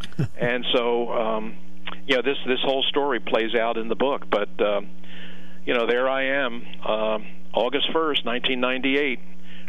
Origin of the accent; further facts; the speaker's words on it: Philadelphia, Pennsylvania, United States; He's going to be coming to my hometown.